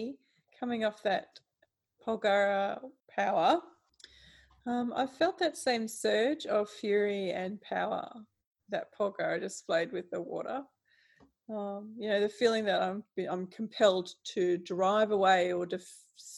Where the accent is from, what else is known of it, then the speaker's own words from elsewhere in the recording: Australia; as an Australian